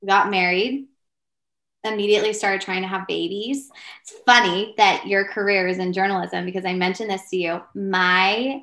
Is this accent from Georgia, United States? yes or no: yes; Georgia, United States; moved away as an adult; also born or lived in Utah / Idaho; I moved from the South, from Georgia to Idaho very quickly, like day after graduation